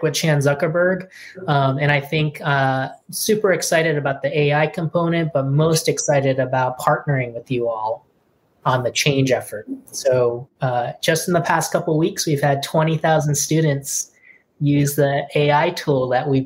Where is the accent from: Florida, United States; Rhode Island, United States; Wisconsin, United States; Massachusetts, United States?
Rhode Island, United States; Providence; I grew up in Providence, Rhode Island, and my parents immigrated from Korea.